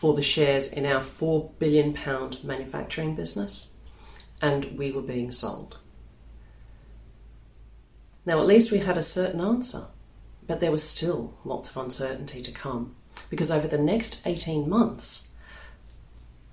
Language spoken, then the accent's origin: English; Melbourne, Victoria, Australia; moved away as an adult; now in London, United Kingdom; In 2004, I moved from Melbourne in Australia, my hometown, over here to London.